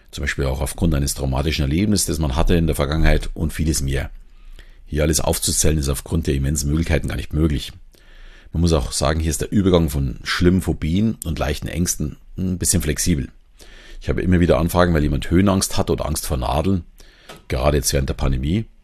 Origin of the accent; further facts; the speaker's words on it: Southern Germany, Germany; accent: Southern German; nicht jedem gefällt jetzt meine Stimme oder meine Sprechgeschwindigkeit, mein süddeutscher Akzent vielleicht.